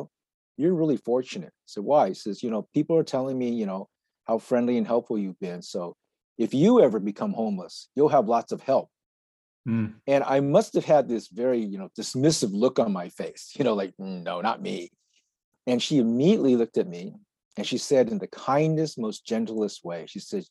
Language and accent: English; United States; I was born and raised in the United States